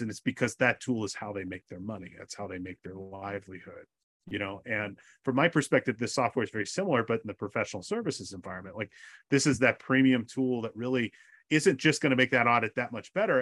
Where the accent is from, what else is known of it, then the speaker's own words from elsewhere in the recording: California, United States; California, my home state